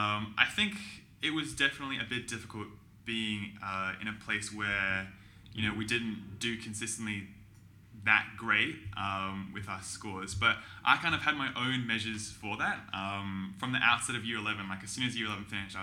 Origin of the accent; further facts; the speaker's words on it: Victoria, Australia; I grew up here in Victoria, went to like a public school near my house